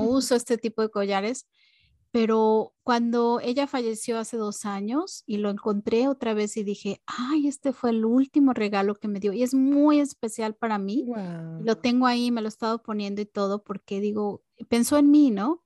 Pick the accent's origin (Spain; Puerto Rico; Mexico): Mexico; todas las navidades cuando era chica en México